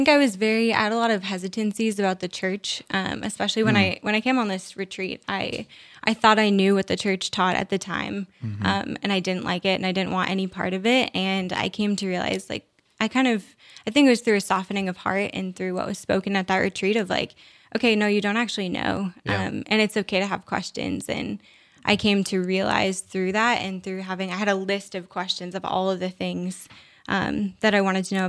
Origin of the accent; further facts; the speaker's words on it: Diocese of Duluth, northern Minnesota, United States; I'm from the Diocese of Duluth, which is northern Minnesota. Yeah, and so it was in the middle of the woods in northern Minnesota